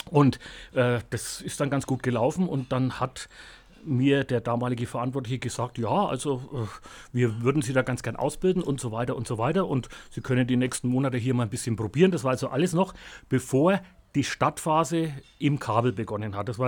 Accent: Bavaria, Germany; accent: Franconian; Ich habe gesagt, nee, als Franke hat man da eh keine keine Chance mehr, spricht dazu Fränkisch, also das funktioniert nicht.

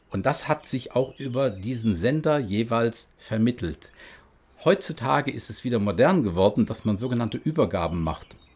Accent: Luxembourg; German is a second language; weil ich war ja Luxemburger und bin es nach wie vor und gerne. Aber ich habe ja einen Akzent gehabt.

